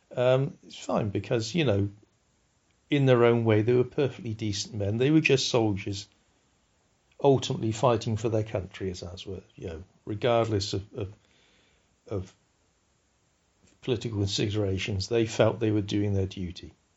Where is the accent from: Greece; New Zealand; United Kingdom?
United Kingdom